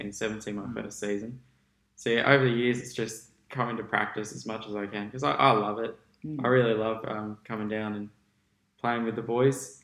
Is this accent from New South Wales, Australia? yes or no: no; Gold Coast, Queensland, Australia; I was born on the Gold Coast. I lived here all my life.